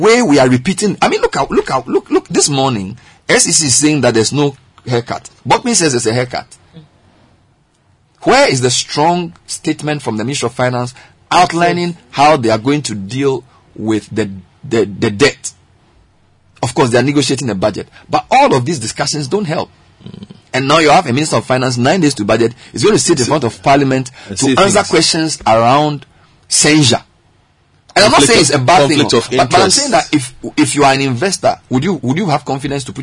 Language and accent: English; Ghana; we are from Ghana